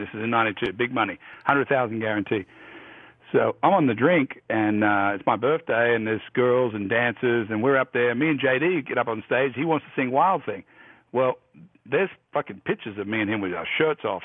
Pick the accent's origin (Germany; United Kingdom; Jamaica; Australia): Australia; moved away as an adult; now in United States; I'm Australian